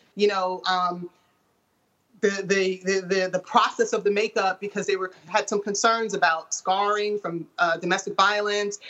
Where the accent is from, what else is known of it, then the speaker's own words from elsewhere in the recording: Portland, United States; moved away; Portland is my hometown